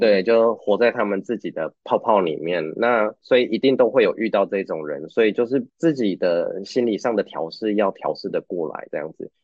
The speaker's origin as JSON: {"language": "Chinese", "country": "Taiwan", "also_born_or_lived": "Canada", "moved": "as an adult", "lives_now": "Uruguay", "said": "对我们台湾人而言"}